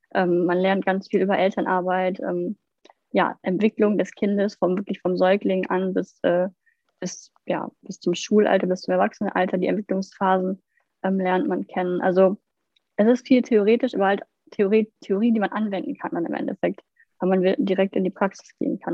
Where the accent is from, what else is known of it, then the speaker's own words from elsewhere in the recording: Lower Saxony, Germany; ich komme aus Niedersachsen ich kann auch nur aus, von der Ausbildung aus Niedersachsen zum Beispiel erzählen